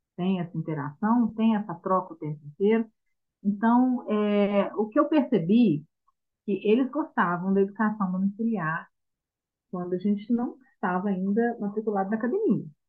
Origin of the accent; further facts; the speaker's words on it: Minas Gerais, Brazil; nós somos de Minas